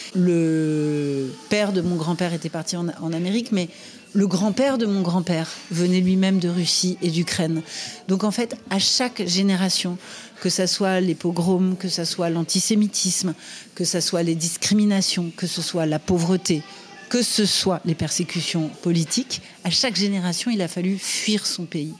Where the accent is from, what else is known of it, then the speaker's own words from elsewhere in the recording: Les Lilas, Île-de-France, France; je suis né au Lila, à la clinique des Lilas, en Seine-Saint-Denis, juste à côté de Paris.